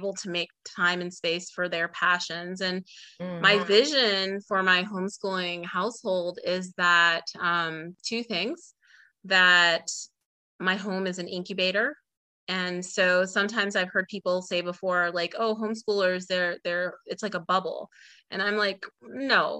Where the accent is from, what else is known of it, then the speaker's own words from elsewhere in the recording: Illinois, United States; now in Georgia, United States; I'm from Illinois, the Midwest. I live in Georgia outside of Atlanta